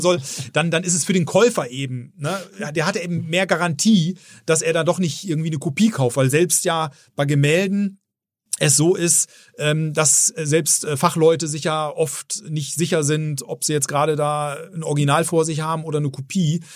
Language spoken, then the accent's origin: German; Bielefeld, North Rhine-Westphalia, Germany; also born or lived in Herford; ich bin in Bielefeld geboren. Insofern ja, bin ich schon waschechter Ostwestfale